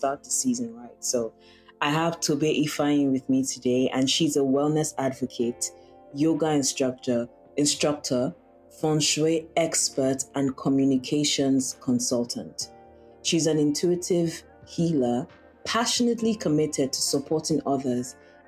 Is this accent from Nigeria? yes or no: yes; Nigeria; us Nigerians